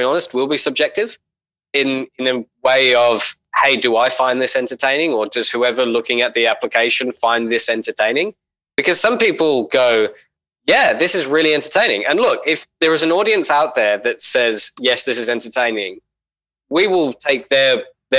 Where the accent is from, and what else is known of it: Australia